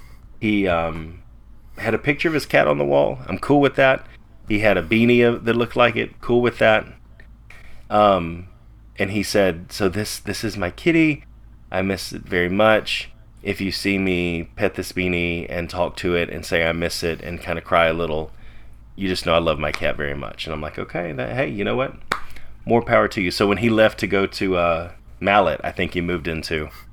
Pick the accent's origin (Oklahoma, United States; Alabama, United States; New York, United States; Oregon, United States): Alabama, United States; Prattville; born or raised there; moved away; also born or lived in Tuscaloosa